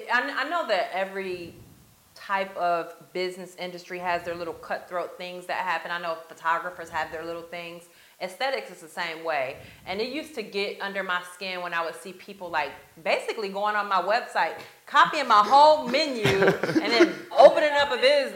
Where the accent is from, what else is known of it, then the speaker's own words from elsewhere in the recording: Grand Rapids, Michigan, United States; moved away as an adult; also born or lived in Chicago, Illinois; now in Tampa, United States; my hometown, which is Grand Rapids, Michigan